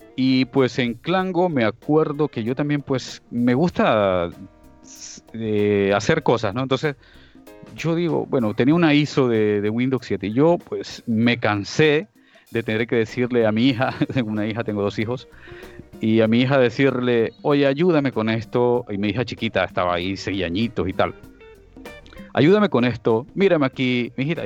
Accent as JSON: {"language": "Spanish", "region": "Esmeraldas", "country": "Ecuador", "tie": "born or raised there", "moved": "as an adult", "lives_now": "Almería, Spain", "said": "soy de Ecuador, oriundo de allí, de una provincia llamada Esmeraldas, pero resido en España, en Almería, España, desde hace ya 20 años, desde el 2001"}